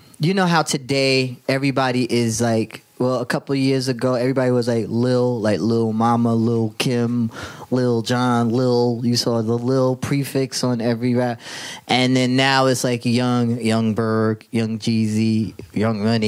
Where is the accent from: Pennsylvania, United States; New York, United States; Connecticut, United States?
New York, United States; New York City; I grew up in Jamaica, Queens, St. Albans